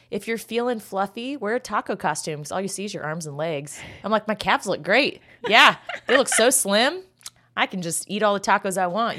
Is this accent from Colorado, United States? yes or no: no; Kansas, United States; growing up in Kansas.